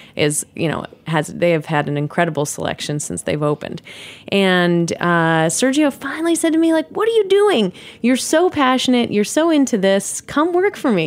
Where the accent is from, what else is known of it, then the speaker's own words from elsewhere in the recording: New York City, New York, United States; also born or lived in Wisconsin; I grew up in New York City